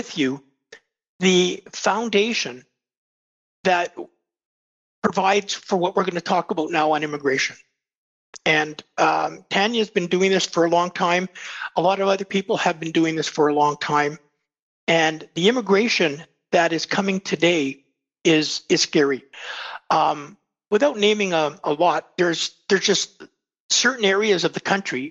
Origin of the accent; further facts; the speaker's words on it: Winnipeg, Manitoba, Canada; When I grew up in Winnipeg, people kept their doors open, their cars open